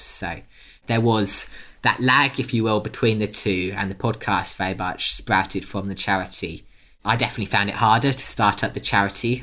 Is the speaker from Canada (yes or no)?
no; United Kingdom; accent: British; I'm British by birth, you can probably tell from the accent.